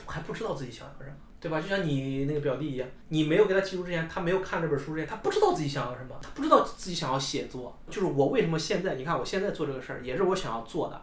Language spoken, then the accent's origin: Chinese; Henan, China; moved away as an adult; also born or lived in Chengdu; 我觉得我们能从河南，能从我们老家那种状态能出来